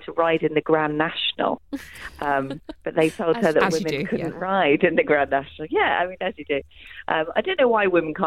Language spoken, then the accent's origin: English; Kent, South East England, United Kingdom; she grew up in Kent, which is where I grew up